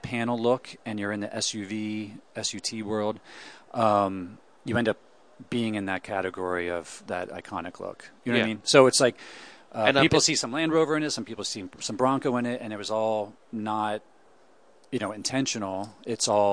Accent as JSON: {"language": "English", "town": "Pittsburgh", "region": "Pennsylvania", "country": "United States", "tie": "born or raised there", "also_born_or_lived": "New York / Catskills, New York", "moved": "yes", "lives_now": "Detroit, United States", "said": "I grew up in Pittsburgh, then I lived in New York, then I lived in the Catskills in New York, so Detroit"}